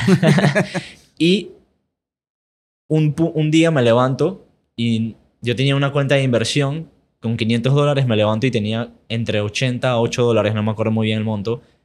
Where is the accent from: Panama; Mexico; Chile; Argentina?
Panama; also born or lived in United States; mis papás son de aquí, mis abuelos también son de aquí, yo nunca he ido a Europa. Así que soy panameño.